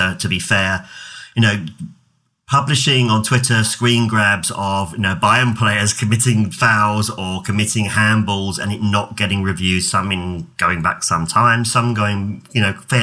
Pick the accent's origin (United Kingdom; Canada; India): United Kingdom; England; I come from England